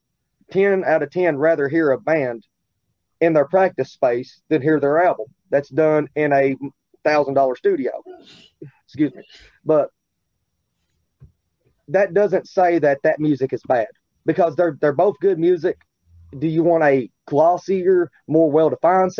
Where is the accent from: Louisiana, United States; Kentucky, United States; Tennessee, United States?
Kentucky, United States; Richmond; I'm from Richmond. It's same damn county, though